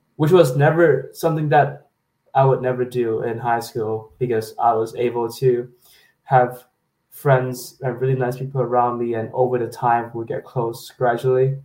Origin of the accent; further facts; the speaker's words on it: Hong Kong; now in Waterloo, Canada; I come from Hong Kong